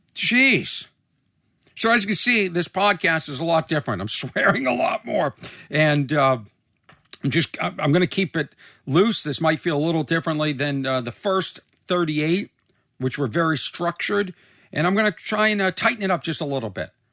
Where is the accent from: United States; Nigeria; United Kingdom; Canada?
United States; Boston, Massachusetts; also born or lived in Los Angeles; I'm from Boston